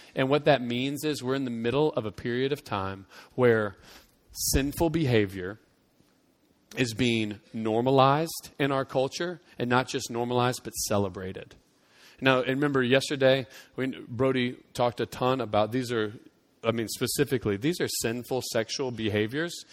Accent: United States; it was ingrained in me to tie our, my Christianity to the fact that I was American

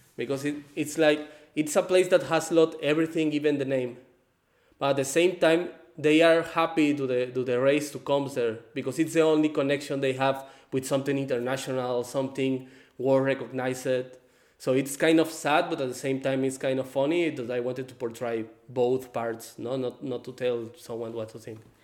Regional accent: Guadalajara, Jalisco, Mexico; English is a second language; also born or lived in Baja California Sur, Mexico; I'm from Mexico. I born in Baja California Sur, the same place where the movie is placed. I grew up in Guadalajara also.

